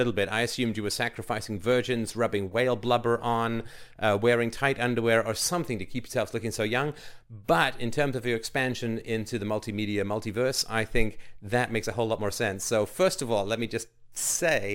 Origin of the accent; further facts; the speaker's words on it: United Kingdom; as a British guy